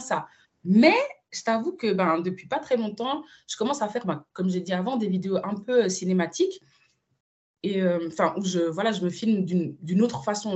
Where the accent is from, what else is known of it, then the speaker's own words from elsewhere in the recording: Switzerland; moved away as an adult; now in Madrid, Spain; ma vraie scolarité, je l'ai fait en Suisse